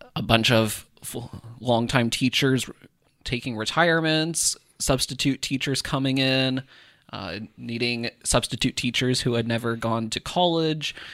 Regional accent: Iowa, United States; growing up in Iowa, there were, I had classmates who lived in Humboldt

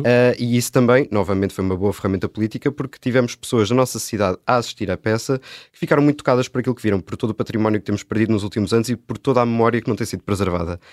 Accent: Póvoa de Santa Iria, Lisbon, Portugal; eu comecei a fazer teatro ah, lá na Pova de Santaria, que é de onde eu sou

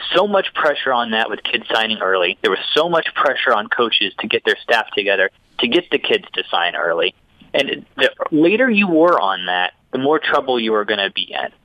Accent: Indiana, United States; moved away; when I was growing up in Indiana

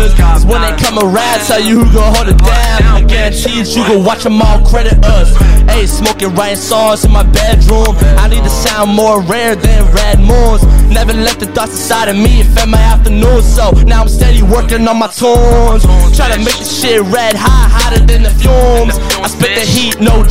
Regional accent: New York City, New York, United States; me as a rapper growing up in Manhattan

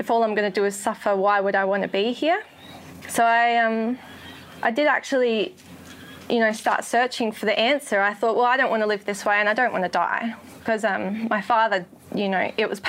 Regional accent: Adelaide, South Australia, Australia; moved away as an adult; now in Sunshine Coast, Australia; I grew up in Adelaide and came to the Lord in Adelaide

